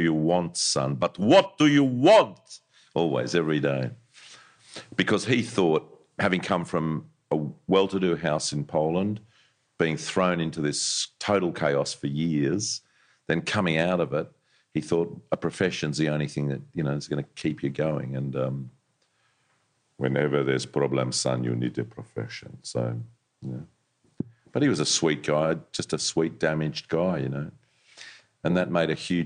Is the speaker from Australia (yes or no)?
yes; Sydney, New South Wales, Australia; I grew up in Vaucluse, just up the road here